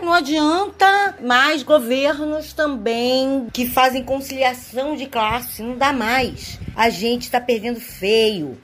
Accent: Brazil; Nós somos brasileiros

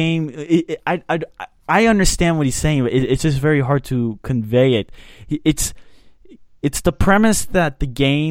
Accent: Dallas, Texas, United States; I think it's also dependent on because we're from Dallas.

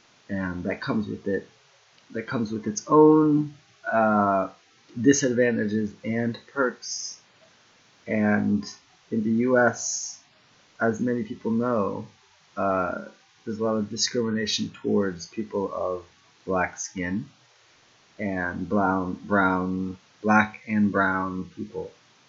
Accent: United States; moved away as an adult; now in Japan; my black experience in the U.S. was mostly through family, Caribbean descent

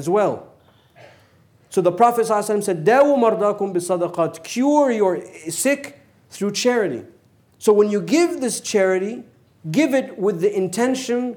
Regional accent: United States; we're American

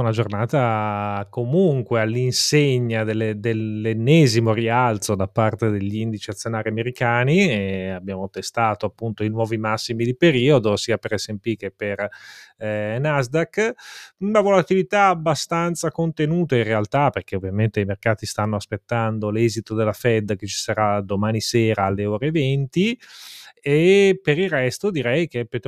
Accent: Milan, Lombardy, Italy; Da buon milanese direi Pandoro.

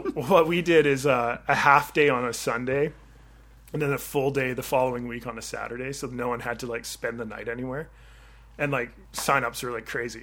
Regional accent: Victoria, British Columbia, Canada; also born or lived in Vancouver / Orlando, Florida; I grew up in Victoria, and I did my undergraduate in Vancouver

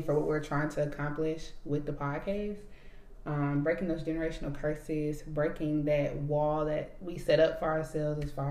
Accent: Alabama, United States; We're both from Alabama.

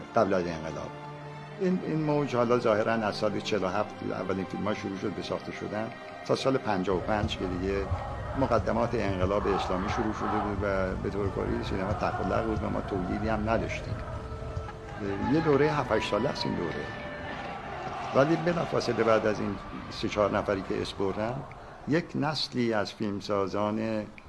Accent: Abadan, Khuzestan, Iran; عاشق آبادان هستم برای اینکه زادگاه من است

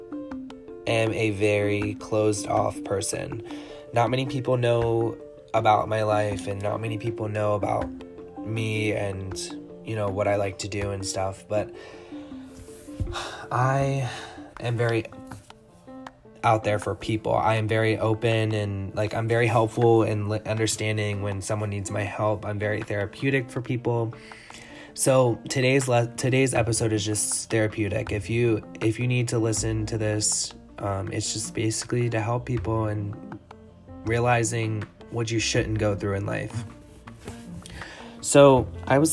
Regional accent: Clayton, Delaware, United States; I am a small town boy raised by two lovely people, and I am from Delaware. I'm from Clayton, Delaware

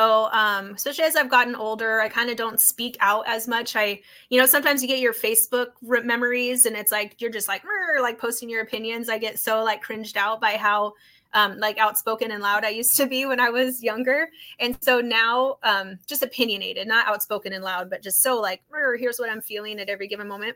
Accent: North Idaho, United States; moved away as an adult; also born or lived in Los Angeles, United States; now in Boise, United States; as a kid growing up in Idaho

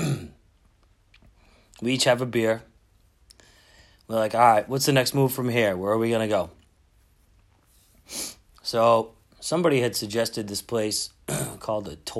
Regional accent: Boston, Massachusetts, United States; I'm from Boston.

